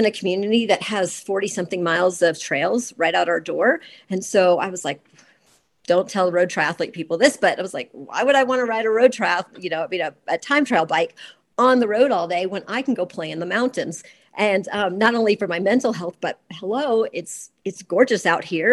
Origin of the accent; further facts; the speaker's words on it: Georgia, United States; moved away as an adult; I grew up in Georgia